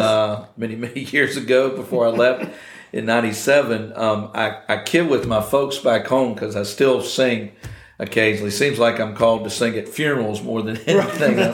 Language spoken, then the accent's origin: English; Nortonsville, Virginia, United States; I grew up in Nortonsville.